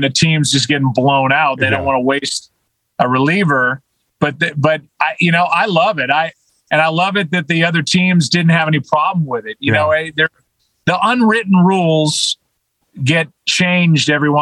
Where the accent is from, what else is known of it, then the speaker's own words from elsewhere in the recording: St. Louis, Missouri, United States; I'm from St. Louis